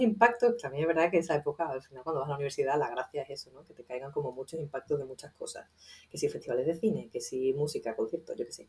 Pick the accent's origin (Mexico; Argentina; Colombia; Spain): Spain; Seville, Andalusia; yo soy sevillana, vengo de un entorno muy conservador